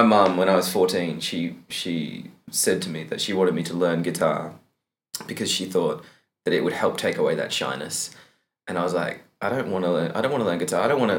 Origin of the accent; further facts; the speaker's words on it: Bowenville, Queensland, Australia; moved away; I'm from a little town called Bowenville in Queensland, Australia. So it's about 3 hours west of Brisbane.